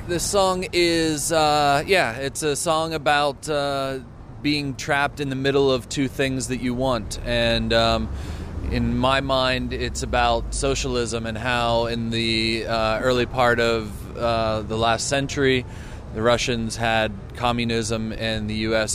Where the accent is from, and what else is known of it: United States